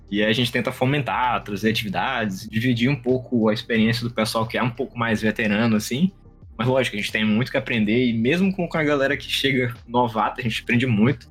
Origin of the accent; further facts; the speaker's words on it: São Luís, Maranhão, Brazil; eu sou um dev do Maranhão, nós somos aqui de São Luís, Maranhão